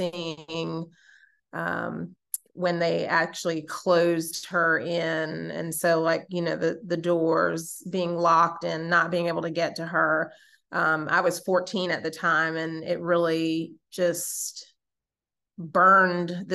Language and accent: English; New York, United States; I was raised in New York